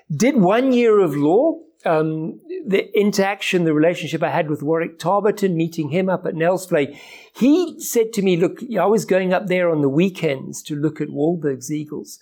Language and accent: English; Johannesburg, Gauteng, South Africa; also born or lived in Kenya; By the time we came to South Africa, when I was nine years old, we moved to Johannesburg